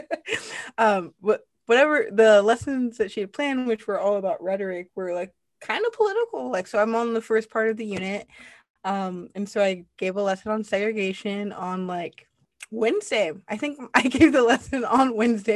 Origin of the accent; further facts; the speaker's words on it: United States; moved away; I was a little bit embarrassed to be American